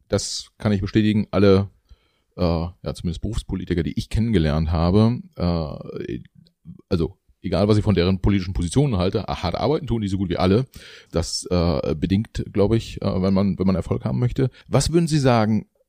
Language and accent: German; Mecklenburg-Vorpommern, Germany; ich bin ja auch Mecklenburger, so wie Sie